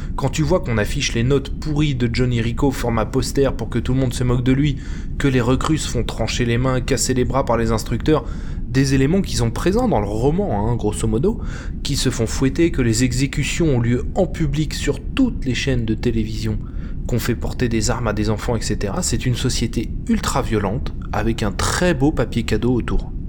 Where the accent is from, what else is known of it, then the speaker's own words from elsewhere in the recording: France; en tant que Français